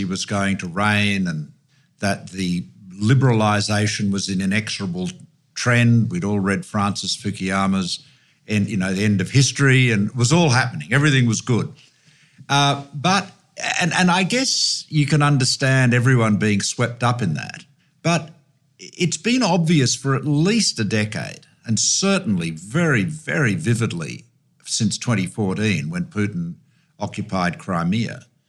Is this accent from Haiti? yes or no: no; Australia; I just say this as an Australian